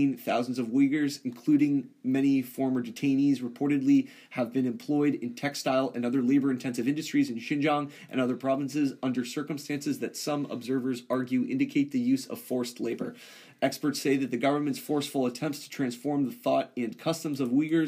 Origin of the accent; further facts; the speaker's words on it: United States; as an American